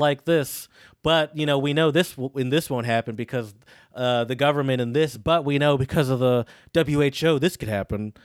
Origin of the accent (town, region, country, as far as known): United States